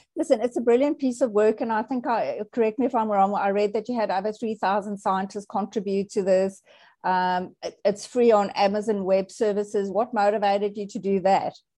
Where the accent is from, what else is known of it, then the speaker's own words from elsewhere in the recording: South Africa; I was born in South Africa. I think I was popped out of my mother's womb and I was immediately vaccinated. Like that's just how we roll in South Africa